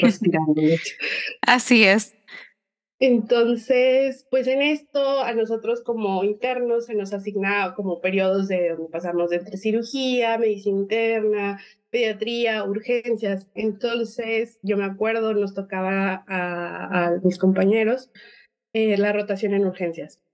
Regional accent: Mexico; also born or lived in Guadalajara; soy mexicana, probablemente el acento se note un poco diferente

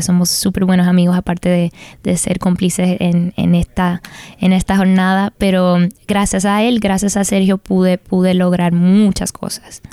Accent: United States; Yo también soy latina, pero nacida aquí en los Estados Unidos

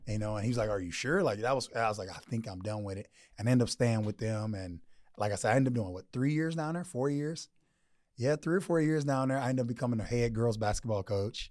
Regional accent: Texas, United States; now in Arizona, United States; I'm from Texas

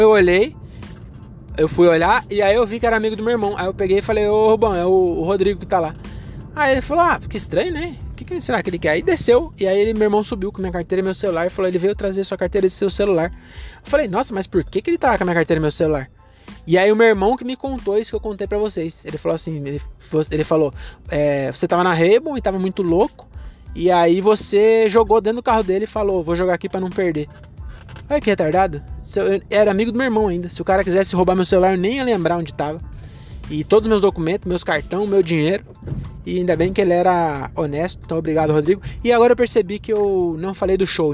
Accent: Caieiras, São Paulo, Brazil; quando eu era jovem, aqui em Caeiras

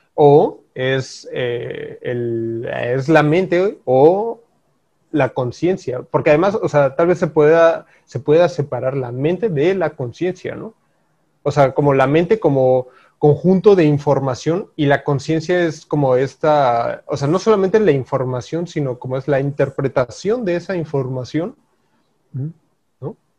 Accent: Mexico; nosotros como mexicanos

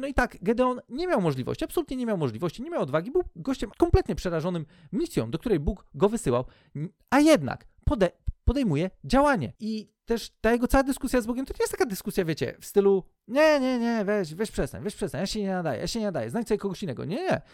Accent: Poland

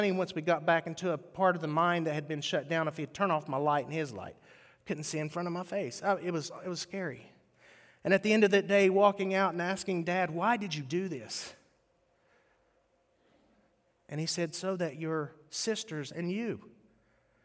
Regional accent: West Virginia, United States; moved away; West Virginia is where I grew up

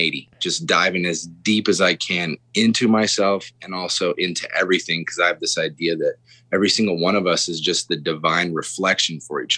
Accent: Taos, New Mexico, United States; also born or lived in Bozeman, Montana; now in Denver, United States; I was born in Bozeman, Montana. So, and also I was left Bozeman when I was 3 years old with my mom, and we moved to Taos, New Mexico.

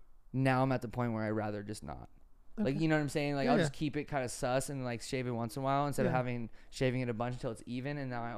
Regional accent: New York, United States; Just like I'm from New York, I want to live in the big, I want to live in the biggest city possible.

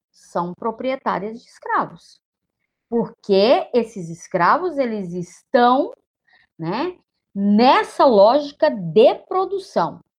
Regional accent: Brazil; enquanto brasileiras, brasileiros, brasileires que somos em todos os rincões.

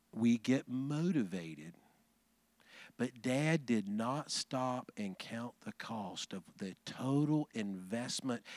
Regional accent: Huntsville, Alabama, United States; Huntsville, Alabama, my hometown

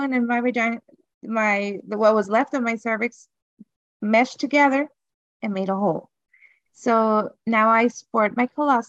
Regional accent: Honduras; I'm from Honduras

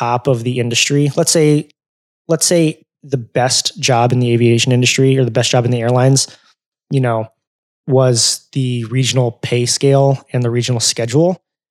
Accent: California, United States; also born or lived in Arizona; now in Chicago, United States; growing up in California, we would always fly SkyWest from like Sacramento to San Francisco

